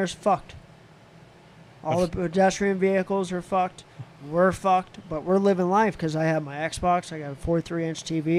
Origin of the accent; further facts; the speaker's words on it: Arizona, United States; I'm from Arizona.